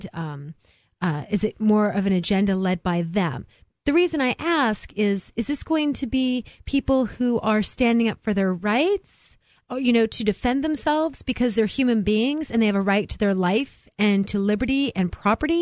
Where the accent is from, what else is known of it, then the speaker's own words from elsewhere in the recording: Oregon, United States; also born or lived in California; now in New Hampshire, United States; I grew up in Oregon and California for the most part.